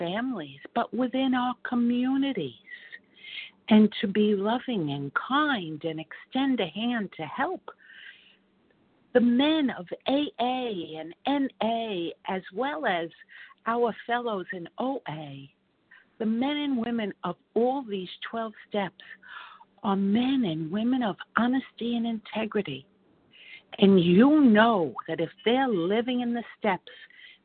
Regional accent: New York City, New York, United States; I grew up in Hell's Kitchen, the heart of the West Side

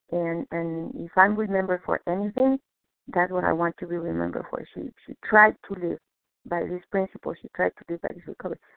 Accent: Mexico; now in Boston, United States; I was born in Mexico, but I live in Boston.

